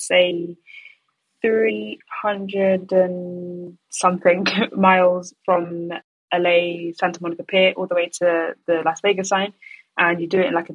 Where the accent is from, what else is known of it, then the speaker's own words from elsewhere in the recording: London, United Kingdom; born and raised in London